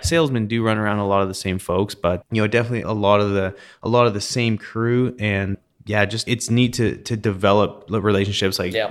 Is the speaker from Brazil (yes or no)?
no; Canada; moved away; growing up in Canada